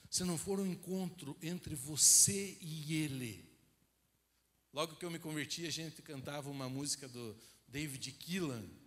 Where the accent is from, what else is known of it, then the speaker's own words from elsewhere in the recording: Rio Branco do Sul, Paraná, Brazil; na minha cidade, como eu falei, é uma cidade pequena